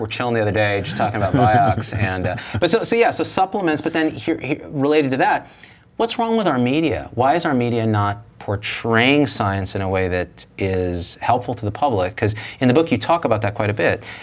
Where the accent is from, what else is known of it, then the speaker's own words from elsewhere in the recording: Clovis, California, United States; I grew up in Clovis, California, Central Valley of California